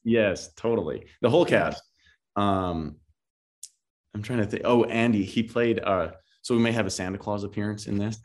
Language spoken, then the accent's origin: English; Paradise Hill, Saskatchewan, Canada; moved away as an adult; now in Los Angeles, United States; my hometown has, um, five hundred people in it